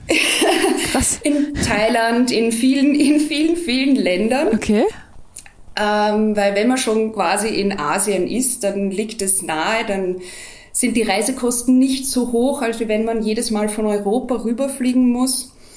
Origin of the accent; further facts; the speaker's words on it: Austria; bei uns in Österreich